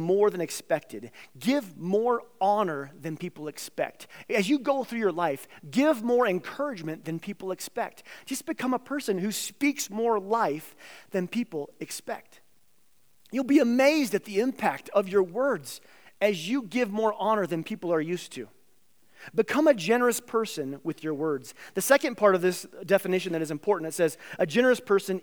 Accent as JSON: {"language": "English", "town": "Carbondale", "country": "United States", "tie": "born or raised there", "said": "two Carbondale kids"}